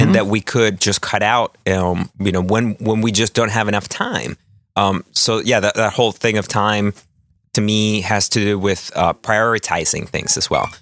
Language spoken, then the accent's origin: English; Chile; moved away; my home country of Chile